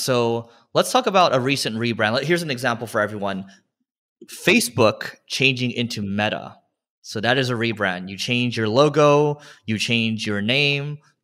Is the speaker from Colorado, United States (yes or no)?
no; California, United States; we're both from California